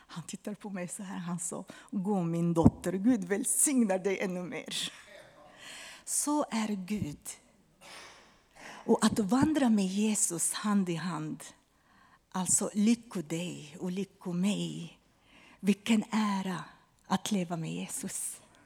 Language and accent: Swedish; Lebanon; Swedish is a second language; now in Sweden; han var libanes från mitt hemland